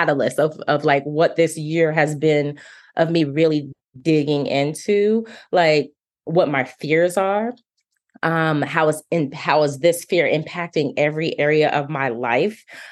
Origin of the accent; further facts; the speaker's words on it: Phoenix, Arizona, United States; moved away as an adult; now in Nashville, United States; I'm originally from Phoenix, Arizona, recently relocated to Nashville, Tennessee.